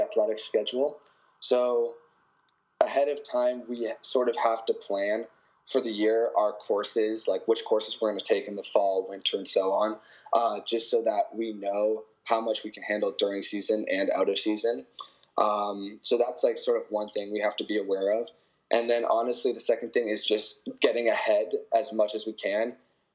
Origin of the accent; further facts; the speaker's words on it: Canada; accent: Canadian; moved away as an adult; now in California, United States; I have a Canadian accent